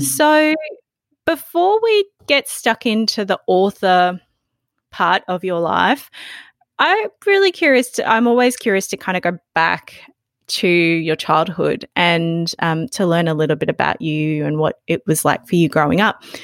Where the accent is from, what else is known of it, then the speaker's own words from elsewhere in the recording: Australia; growing growing up in Australia